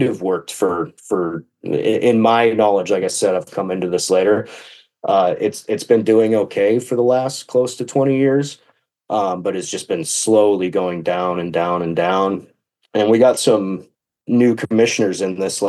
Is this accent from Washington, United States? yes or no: yes; Washington, United States; I'm from Washington State, up in the northwest corner